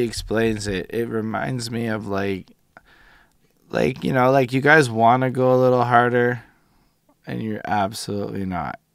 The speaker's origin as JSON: {"language": "English", "region": "Quebec", "country": "Canada", "tie": "born or raised there", "said": "I was born here as an English person to a person who both my parents went to English school."}